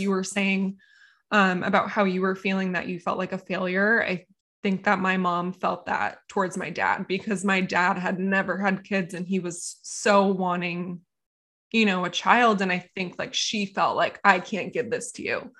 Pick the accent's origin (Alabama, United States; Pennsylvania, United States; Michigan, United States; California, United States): California, United States; Encinitas; I grew up in Encinitas, California